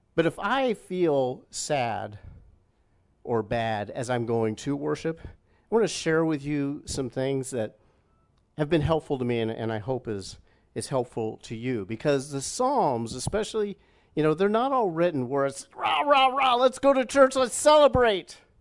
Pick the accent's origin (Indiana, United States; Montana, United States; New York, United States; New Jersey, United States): Indiana, United States; Indianapolis; moved away as an adult; also born or lived in Plainfield, Illinois; not far, literally, from the area of, of town that we grew up in, about thirty minutes away from, from family